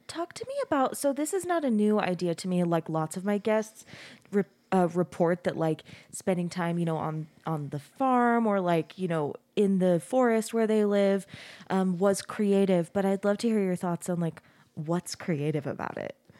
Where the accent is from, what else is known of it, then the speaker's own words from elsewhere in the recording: Arizona, United States; moved away as an adult; now in Utah, United States; I grew up in Arizona, we grew up in Arizona and I moved out of the house, I moved out of state